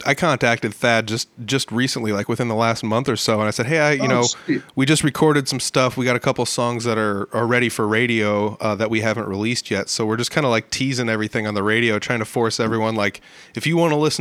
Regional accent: Northern Iowa, United States; I'm from Northern Iowa

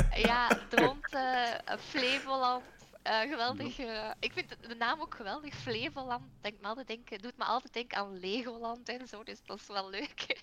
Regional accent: Belgium; ik ben wel een Belg

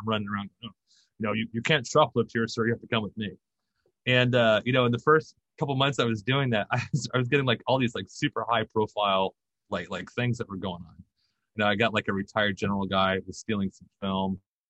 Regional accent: Germany; we did like 4 tours over in Germany. So I grew up over in Germany. I went to high school and like 3 high schools in all over Europe.

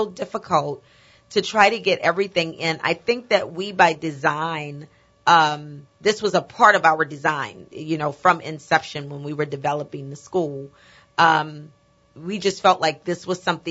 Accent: New Orleans, Louisiana, United States; I grew up here in New Orleans and was educated in the public school system here

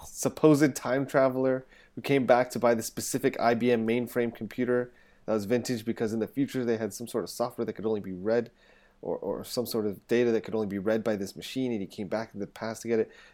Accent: England, United Kingdom; moved away; I'm English

